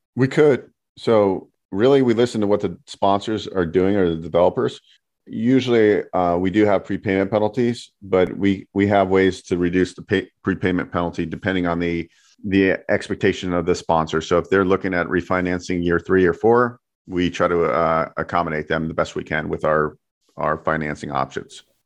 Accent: San Francisco Bay Area, California, United States; now in Las Vegas, United States; I grew up in the Bay Area, San Francisco Bay Area.

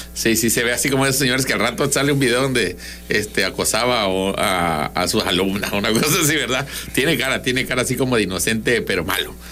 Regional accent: southern Mexico, Mexico; los sureños

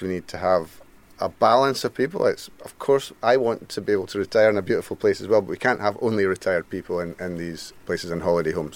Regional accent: Mull, Scotland, United Kingdom; Born and brought up on Mull

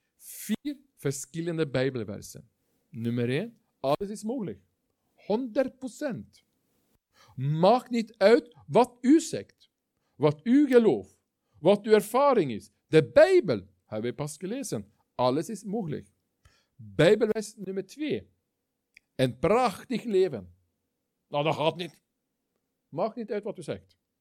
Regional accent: Norway; Dutch is a second language; moved away; Ik ben geen Belg. Dat horen jullie, dat weten jullie. Ik kom uit Noorwegen.

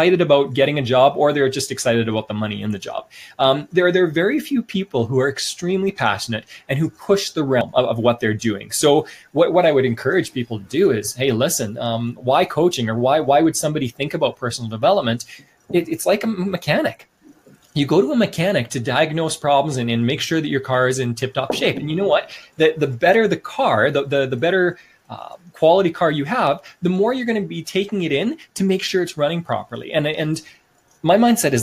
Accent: Canada; moved away as an adult; also born or lived in Sweden / China

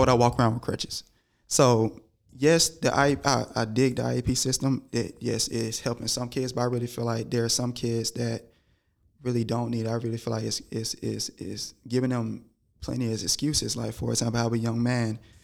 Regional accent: Georgia, United States; growing up in Georgia

